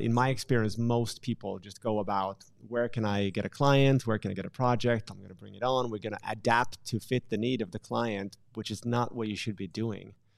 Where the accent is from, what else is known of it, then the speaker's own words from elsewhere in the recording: Finland; I'm from Finland